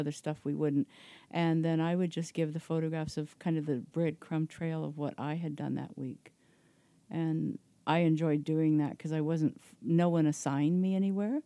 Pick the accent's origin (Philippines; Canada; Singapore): Canada; Belleville, Ontario; also born or lived in Toronto; I grew up in Belleville